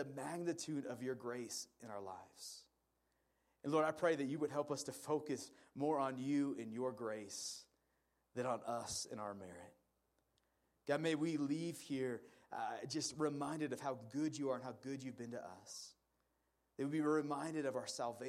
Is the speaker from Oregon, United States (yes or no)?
yes; Portland, Oregon, United States; now in Salt Lake City, United States; I grew up in Portland, Oregon